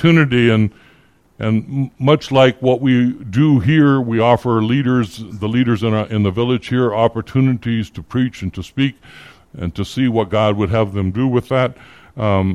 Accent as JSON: {"language": "English", "town": "Phoenix", "region": "Arizona", "country": "United States", "tie": "born or raised there", "also_born_or_lived": "Iowa", "said": "I grew up in the Phoenix Christian Reformed Church. I started going there when I was 8 years old, when my family moved from Iowa, and I was a member there for late into my 30s"}